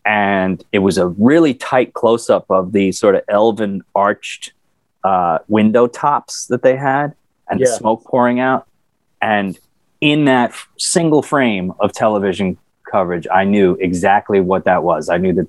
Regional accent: New York City, New York, United States; but more as a New Yorker, as like, isn't that interesting that they figured out how to do that? Look at this city, you know, look at what's happening here.

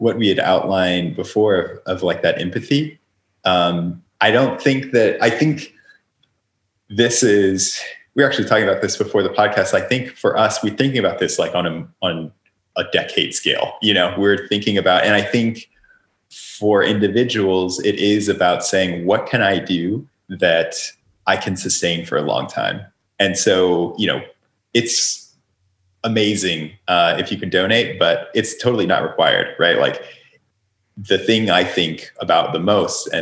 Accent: Oklahoma, United States; moved away; also born or lived in California; when I was growing up in Oklahoma

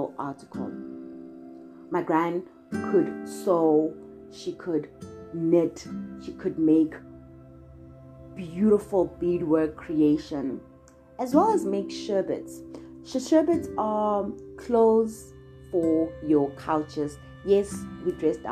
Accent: KwaMashu, KwaZulu-Natal, South Africa; I am from KwaMashu, which is a town in Durban.

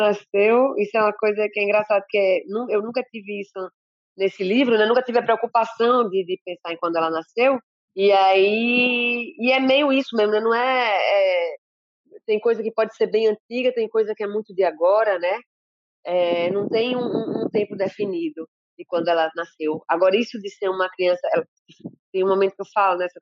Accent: Recife, Pernambuco, Brazil; also born or lived in Salvador, Bahia; os sete anos que eu fui para Recife

